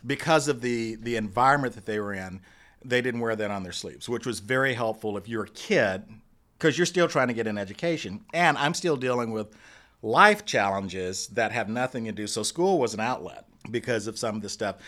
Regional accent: Dallas, Texas, United States; I grew up in Dallas. I'm a Dallas boy. Grew up in Oak Cliff

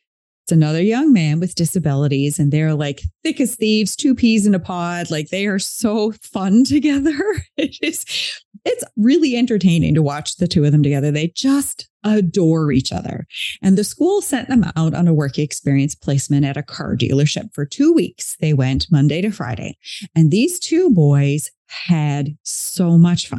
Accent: East Coast of Canada, Canada; moved away as an adult; now in West Coast of Canada, Canada; I'm not from where I live now. So I'm on the West Coast of Canada. I'm originally from the East Coast of Canada

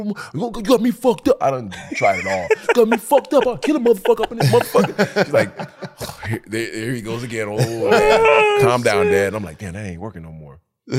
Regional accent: Detroit, Michigan, United States; also born or lived in Jamaica; we came from Jamaica, but we quickly adopted Detroit ways like that.

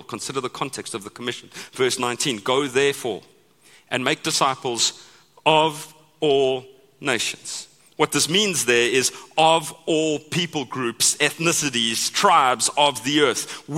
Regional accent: United States; the same guy delivers boxes to my house every day because I'm American and I order stuff every day, right?

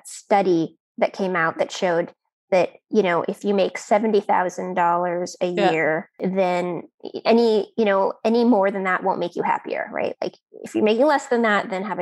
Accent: United States; I am an American

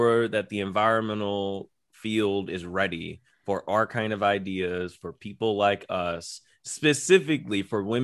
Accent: Philadelphia, Pennsylvania, United States; moved away; I'm still from Philly

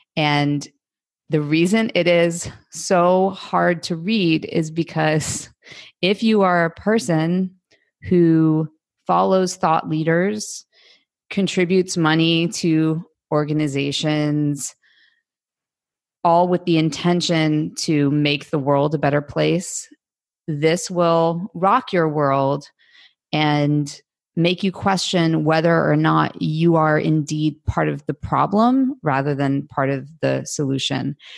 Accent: United States; as an American

